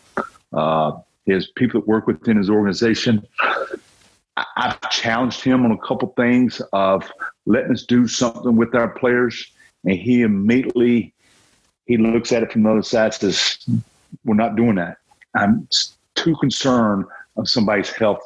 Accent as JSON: {"language": "English", "region": "North Carolina", "country": "United States", "tie": "born or raised there", "said": "growing up in North Carolina"}